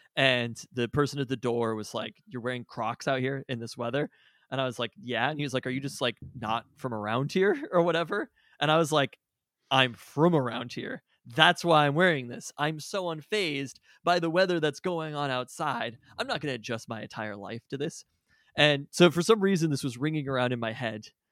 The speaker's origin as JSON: {"language": "English", "town": "Seattle", "region": "Washington", "country": "United States", "tie": "born or raised there", "also_born_or_lived": "Renton", "said": "Born and raised in Seattle, literally never lived anywhere else in my entire life"}